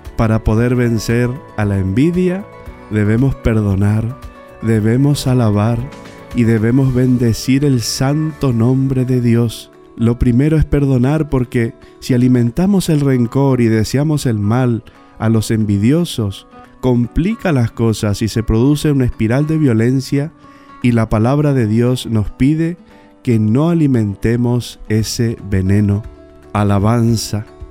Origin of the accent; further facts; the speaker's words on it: Bernardo de Irigoyen, Misiones, Argentina; Bernardo de Irigoyen, mi pueblo natal